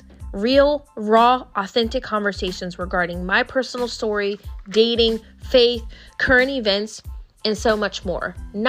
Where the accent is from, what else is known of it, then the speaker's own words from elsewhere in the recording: Fort Riley, Kansas, United States; born there; now in Tampa, United States; I was born in Kansas, Fort Riley, Kansas. I am a military kid. I have lived over 17 places, and I currently reside in Tampa, Florida